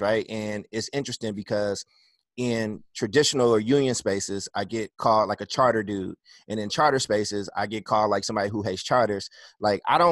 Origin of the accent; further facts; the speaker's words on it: Oakland, California, United States; also born or lived in Chicago, Illinois / Kentucky; I went to about like 11 elementary schools and lived in a bunch of shelters in Oakland